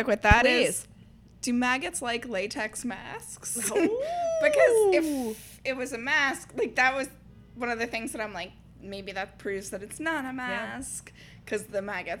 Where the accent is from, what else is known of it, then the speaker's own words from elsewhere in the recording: Long Island, New York, United States; I was raised in Long Island